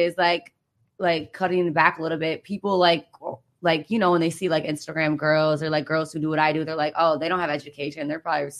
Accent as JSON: {"language": "English", "region": "Michigan", "country": "United States"}